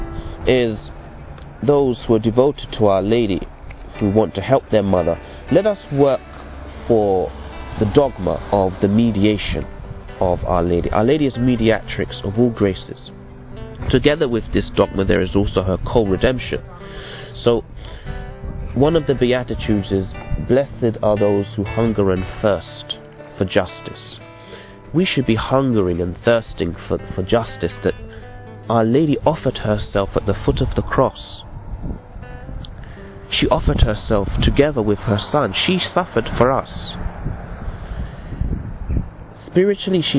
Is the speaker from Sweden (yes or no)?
no; England, United Kingdom; I'm from England, but my parents are from the West Indies.